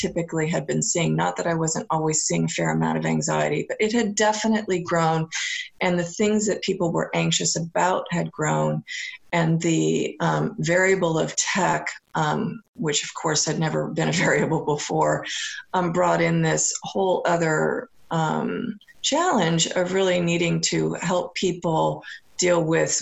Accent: California, United States; now in Seattle, United States; growing up in California

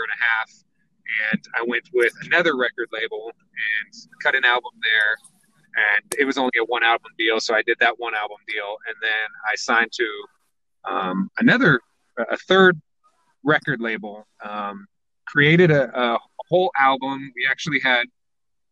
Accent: San Diego, California, United States; I was born and raised in San Diego.

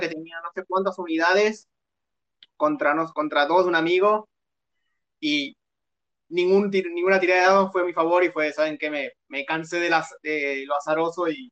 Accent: Buenos Aires, Argentina; Soy de Buenos Aires, vivo

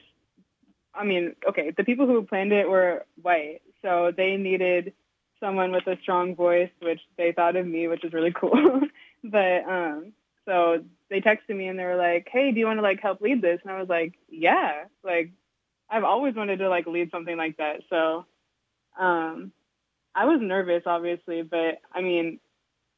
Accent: Snohomish County, Washington, United States; also born or lived in Montana; I moved here when I was like 3

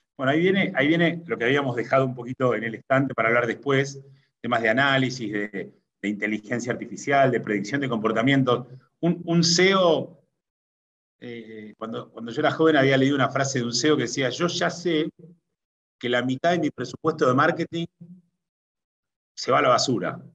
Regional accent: Argentina; soy argentino por mi forma de hablar

